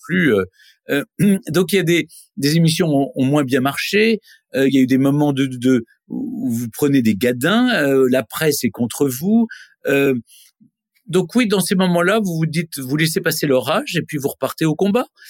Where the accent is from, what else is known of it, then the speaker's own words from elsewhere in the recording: Nancy, Grand Est, France; also born or lived in Lyon; je suis né à Lyon. Ensuite, à, l'âge de 4 ans, on est parti à Nancy